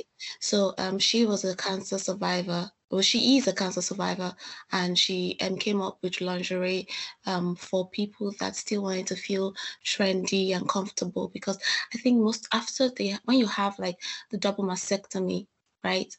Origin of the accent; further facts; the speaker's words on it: Nigeria; moved away as an adult; now in Salford, United Kingdom; I'm from Nigeria.